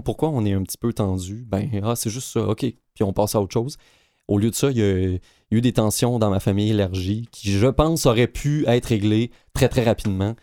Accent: Quebec, Canada; moved away; j'ai grandi au Lac-Saint-Jean.

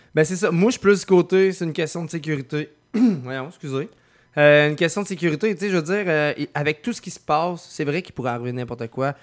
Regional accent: Lévis, Quebec, Canada; also born or lived in Lauzon; je viens plus de Saint-Nic

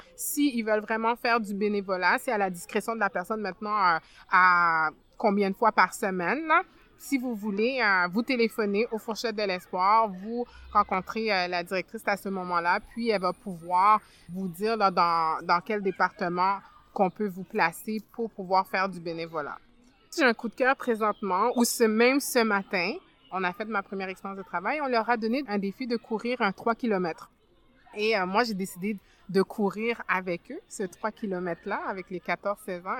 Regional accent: Montreal, Quebec, Canada; also born or lived in France / Ottawa; now in Montreal, Canada; Je suis arrivée euh, au Québec euh, en 89. À cette époque-là, j'avais 9 ans. Je suis née en France, donc on est venu de la France à ici. J'ai beaucoup grandi plus dans le quartier Saint-Michel

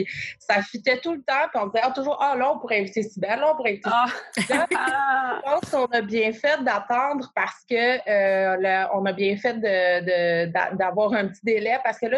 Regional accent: Quebec, Canada; accent: Québécois; je suis désolée de prononcer le nom avec mon petit accent québécois.

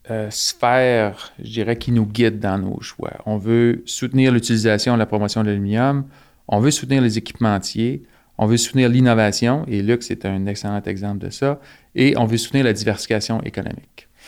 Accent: Saint-Hyacinthe, Quebec, Canada; moved away as an adult; also born or lived in Asbestos / Sherbrooke; now in Saguenay, Canada; né dans la région d'Asbestos. Euh, mes parents viennent d'Asbestos, donc qui est une petite ville minière. Euh, j'ai grandi à Saint-Hyacinthe. J'ai passé quelques années à Sherbrooke pour, pour les études. Puis je suis arrivé, j'ai passé quelques années au Lac-Saint-Jean, au Saguenay

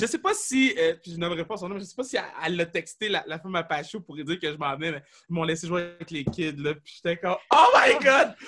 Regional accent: Quebec, Canada; Je suis québécois, je suis né ici c'est inné

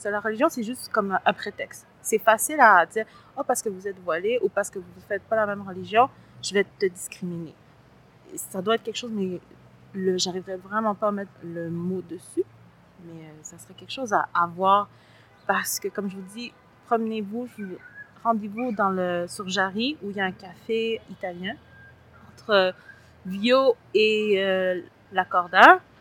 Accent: Montreal, Quebec, Canada; also born or lived in Latin America; J'ai grandi à Saint-Léonard et à Saint-Michel, dans les deux.

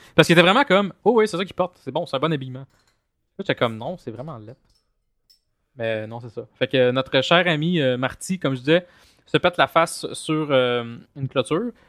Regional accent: Longueuil, Quebec, Canada; je viens de Longueuil

